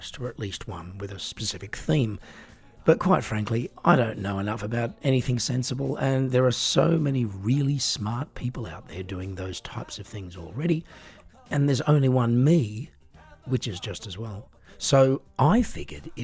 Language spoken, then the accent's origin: English; Australia; now in Germany; I was born and raised in Australia. I now live in Germany